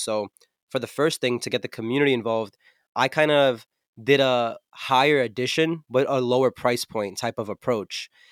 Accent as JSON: {"language": "English", "region": "New Jersey", "country": "United States", "said": "I'm from New Jersey, uh, Central Jersey to be specific, and there's not really much of a music scene here"}